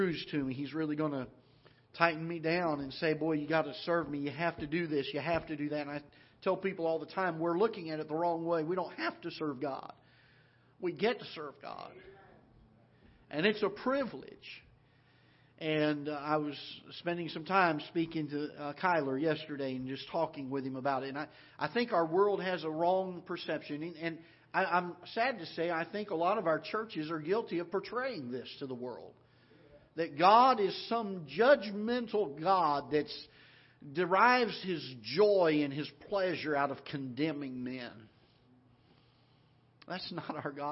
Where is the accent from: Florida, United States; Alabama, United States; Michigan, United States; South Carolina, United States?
Florida, United States; now in Missouri, United States; I grew up in Florida